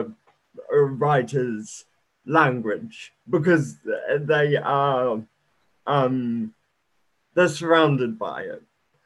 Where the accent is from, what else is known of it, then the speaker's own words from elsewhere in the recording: New Zealand; also born or lived in United Kingdom; I was born in the UK. And then I moved over to New Zealand, and yeah, I've been living in New Zealand like my whole life.